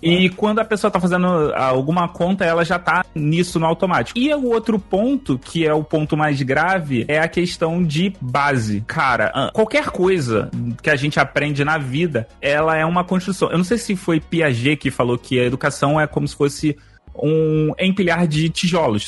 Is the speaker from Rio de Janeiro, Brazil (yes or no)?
yes; Rio de Janeiro, Brazil; Eu sou carioca